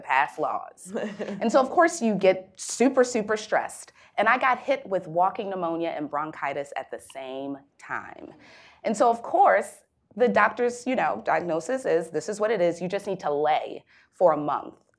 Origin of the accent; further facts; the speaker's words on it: Baltimore, Maryland, United States; a young African-American female born and raised in Baltimore City